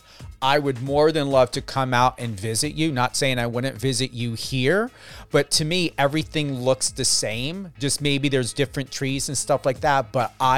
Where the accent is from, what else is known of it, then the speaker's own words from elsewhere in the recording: United States; I'm from the United States. I was born here